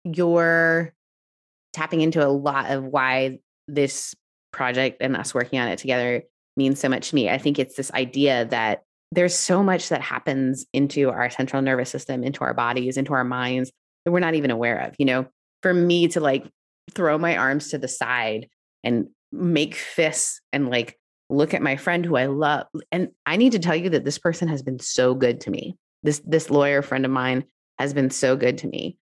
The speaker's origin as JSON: {"language": "English", "country": "Canada", "also_born_or_lived": "United Kingdom", "said": "if you know me, I'm Canadian and British. We don't raise our voices."}